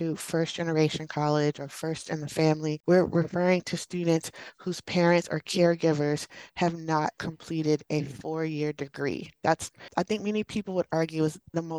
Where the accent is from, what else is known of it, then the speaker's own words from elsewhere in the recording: Alexandria, Virginia, United States; I'm from the Washington, D.C. area, a suburb, Alexandria, Virginia.